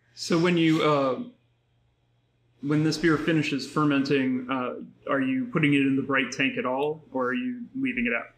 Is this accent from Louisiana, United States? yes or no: yes; New Orleans, Louisiana, United States; now in Anaheim, United States; I grew up in New Orleans